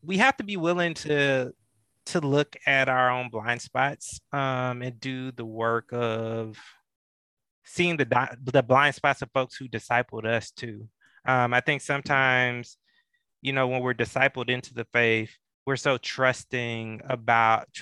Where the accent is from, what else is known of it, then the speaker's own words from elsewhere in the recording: Atlanta, Georgia, United States; growing up in Metro Atlanta, in the shadows of Dr. King